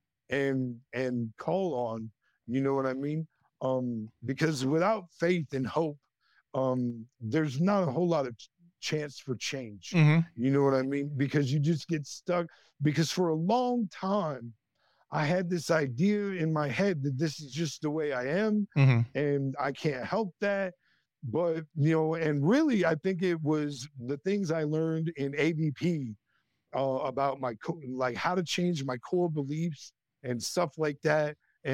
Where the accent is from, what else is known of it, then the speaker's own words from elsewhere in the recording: northwestern Iowa, United States; I grew up in a town of less than 4,000 people in northwestern Iowa